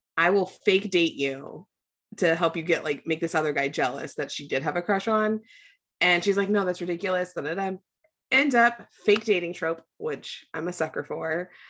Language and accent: English; United States; I'm an American